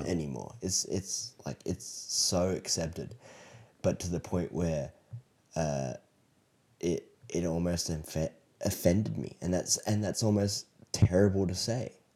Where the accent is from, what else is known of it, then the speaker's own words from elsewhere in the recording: Australia; now in United States; what I grew up with in Australia